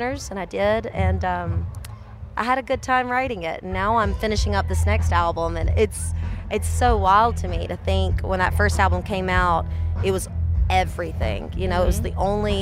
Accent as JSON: {"language": "English", "region": "South Georgia", "country": "United States", "said": "I'm from South Georgia"}